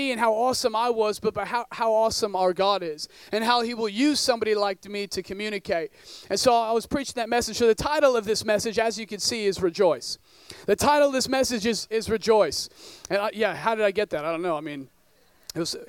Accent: northern Oregon, United States; I grew up in northern Oregon in a town of about 10,000 people

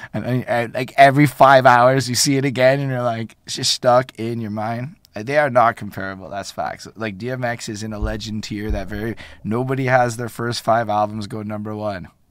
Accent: Montreal, Quebec, Canada; I'm from Montreal.

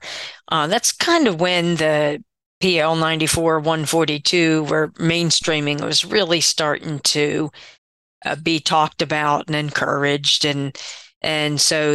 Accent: Pottstown, Pennsylvania, United States; I was born and raised in Pottstown, Pennsylvania, which is about 30 miles west of Philadelphia, Pennsylvania.

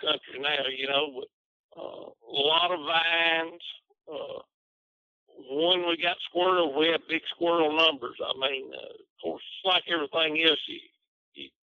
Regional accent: Tennessee, United States; moved away as an adult; also born or lived in Lebanon, Tennessee; now in Bearden, United States; I'm from Reedstock, Tennessee. Now I live in southern Arkansas, a little bitty town called Bearden

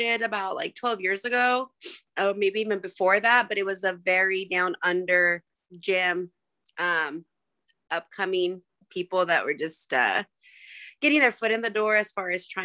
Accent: Burley, Idaho, United States; now in Boise, United States; Originally from a small town called Burley, Idaho

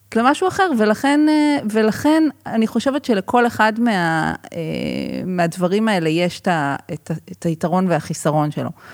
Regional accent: Israel

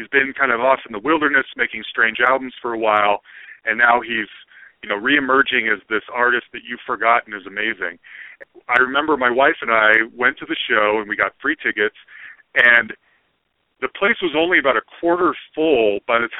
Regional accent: Salt Lake City, Utah, United States; moved away; also born or lived in Sacramento; I grew up in Salt Lake City

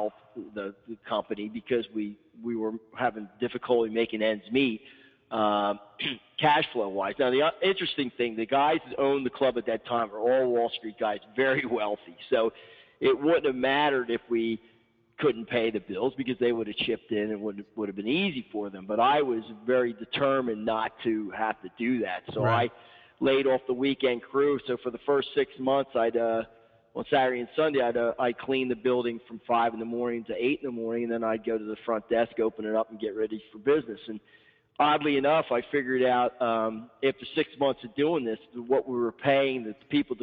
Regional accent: Horsham, Pennsylvania, United States; worked for a club in my hometown for a couple, 3 years for a guy that in Horsham, Pennsylvania

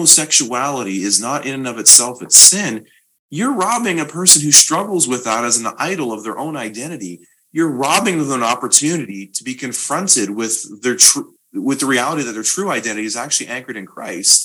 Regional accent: Canada; I'm Canadian

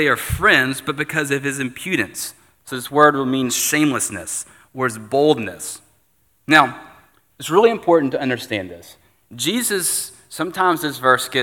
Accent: United States; as an American

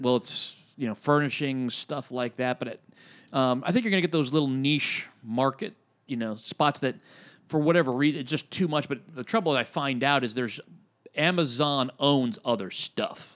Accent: Reading, Pennsylvania, United States; moved away as an adult; my hometown of Reading, Pennsylvania

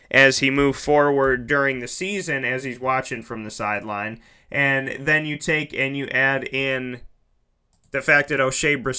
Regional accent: Syracuse, New York, United States; also born or lived in Orlando, Florida; Now, I am from Syracuse, born and raised. I grew up watching Syracuse. I grew up around the dome.

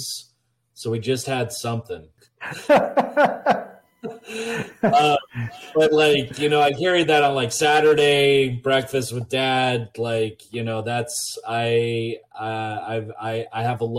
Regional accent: Montana, United States; now in Oregon coast, United States; growing up in Montana

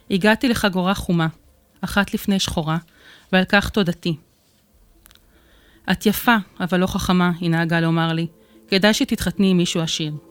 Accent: Netanya, Central District, Israel; אני נתניאתית גאה, נולדתי וגרתי בנתניה, בבית רגיל לחלוטין, וסך הכל, ילדותי הייתה טובה.

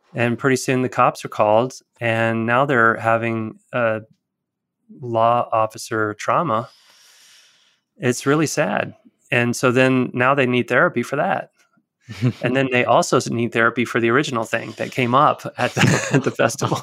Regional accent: Tuscaloosa, Alabama, United States; I was born in Tuscaloosa.

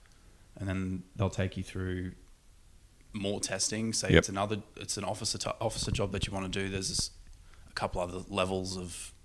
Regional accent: North Queensland, Australia; moved away as an adult; now in Williamtown, Australia; I'm from North Queensland, I picked bananas

